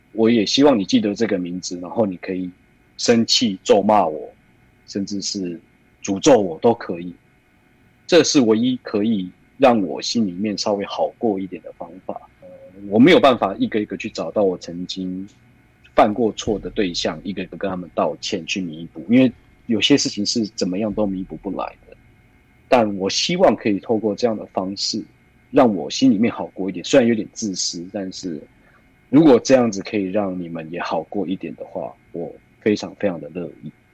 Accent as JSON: {"language": "Chinese", "region": "Taoyuan", "country": "Taiwan", "tie": "born or raised there", "said": "我在桃园这个地方长大，除此之外就是我在桃园这个小小的地方，对我来说它是一个不能说把我困住的城堡，而是一个我也来不及去探索的世界"}